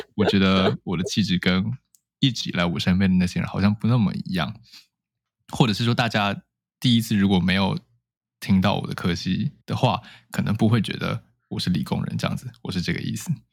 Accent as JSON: {"language": "Chinese", "town": "Taipei", "country": "Taiwan", "tie": "born or raised there", "said": "我是土生土长的台北人"}